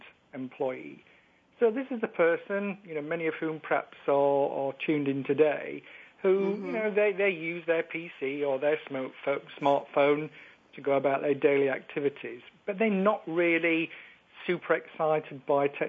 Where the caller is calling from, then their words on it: Yorkshire and the Humber, United Kingdom; calling you from the UK in sunny Yorkshire in the north of England